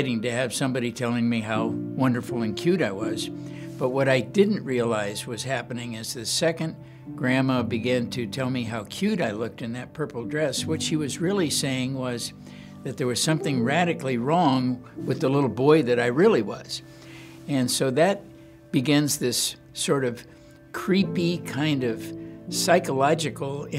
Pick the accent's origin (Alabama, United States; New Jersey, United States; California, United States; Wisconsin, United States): California, United States; Los Angeles; I was born and raised in Los Angeles, California